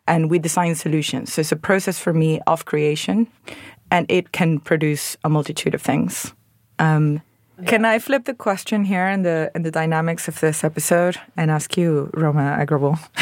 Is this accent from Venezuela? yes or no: yes; Venezuela; moved away as an adult; now in London, United Kingdom; I'm originally from Venezuela, where I trained as an architect